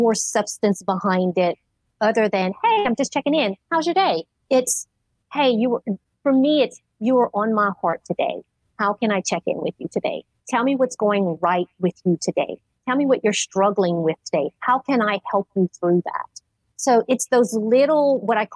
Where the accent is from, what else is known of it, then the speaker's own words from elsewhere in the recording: Richard, Louisiana, United States; born and raised in Richard, Louisiana